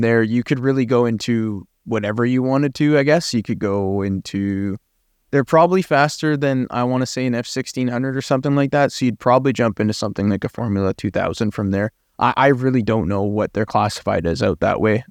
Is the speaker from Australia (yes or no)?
no; Canada; I'm Canadian. I don't, I don't, I'm not French